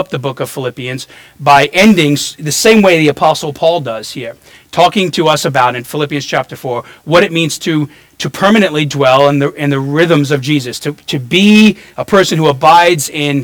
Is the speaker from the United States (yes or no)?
yes; New York City, New York, United States; also born or lived in New Orleans; now in Florida, United States; I grew up in Brooklyn, New York, and moved here in the 90s, and then to New Orleans, and then back here, became a Christian in Florida in my 20s